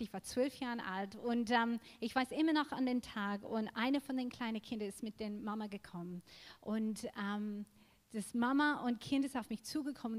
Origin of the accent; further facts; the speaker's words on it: Australia; German is a second language; now in Germany; ich bin in Australien aufgewachsen